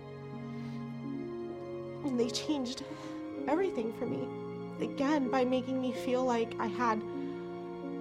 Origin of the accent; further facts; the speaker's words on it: Jacksonville, Florida, United States; moved away as an adult; now in Chicago, United States; I am from Jacksonville, Florida.